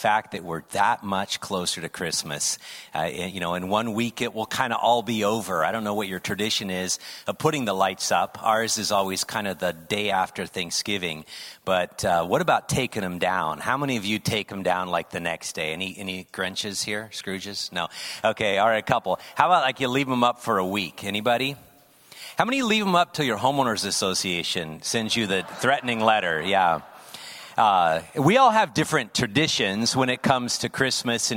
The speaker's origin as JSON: {"language": "English", "country": "United States", "tie": "born or raised there", "also_born_or_lived": "Midwest / California", "said": "I grew up in the United States, Midwest, California, West Coast."}